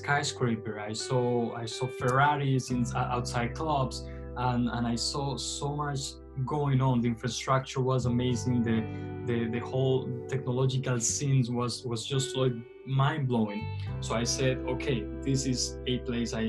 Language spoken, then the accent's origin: English; Medellín, Antioquia, Colombia; now in Beijing, China; I was born in Medellin, Colombia, which is a city that you probably know by watching Narcos on Netflix